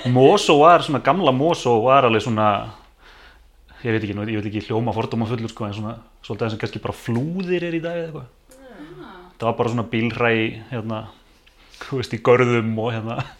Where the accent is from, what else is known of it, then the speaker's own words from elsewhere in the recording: Mosfellsbær, Capital Region, Iceland; Ég er hérna bara born and bred hérna, mósesbæðingur